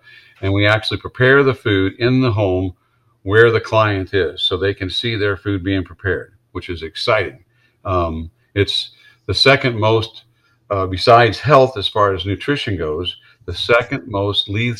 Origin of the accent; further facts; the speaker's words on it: Wisconsin, United States; I came down here from Wisconsin, so that kind of made sense.